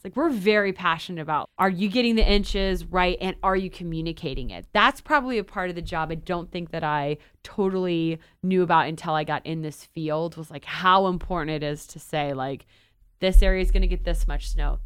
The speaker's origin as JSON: {"language": "English", "town": "Cleveland", "region": "Ohio", "country": "United States", "tie": "born or raised there", "said": "I grew up in Cleveland"}